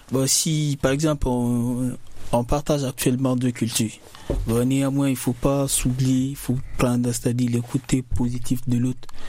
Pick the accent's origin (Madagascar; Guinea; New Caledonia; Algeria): Guinea; now in France; je viens de la Guinée-Conakry